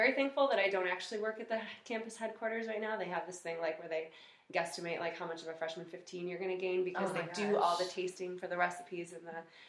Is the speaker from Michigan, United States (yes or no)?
no; Rochester, New York, United States; moved away as an adult; now in Buffalo, United States; don't tell my mom that I'm a Buffalonian. I'm originally from Rochester, New York. Grew up there, and then I decided to come to UB for college.